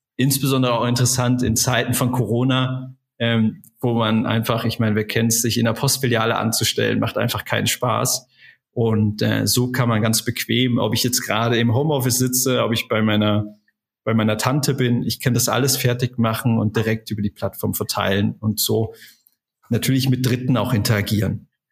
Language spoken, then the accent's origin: German; Germany; moved away as an adult; also born or lived in Essen; Ich bin ähm, in der in der Eifel groß geworden, äh, habe da einfach mein, meine Jugend verbracht